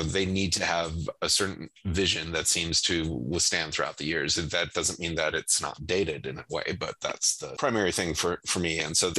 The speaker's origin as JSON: {"language": "English", "region": "Michigan", "country": "United States", "said": "And even though I'm from Michigan, I wound up going for the New York Dolls"}